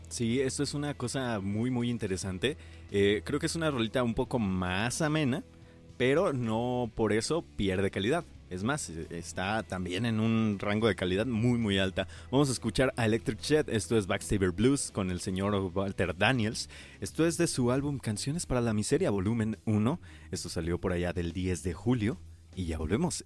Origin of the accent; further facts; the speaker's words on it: Paracho, Michoacán, Mexico; also born or lived in Morelia, Mexico; yo que soy de Paracho, pero prácticamente viví en Morelia bastante tiempo.